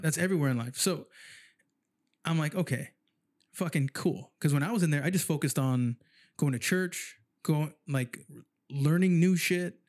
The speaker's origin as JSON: {"language": "English", "town": "San Jose", "region": "California", "country": "United States", "tie": "born or raised there", "moved": "as an adult", "lives_now": "Sacramento, United States", "said": "I grew up in San Jose"}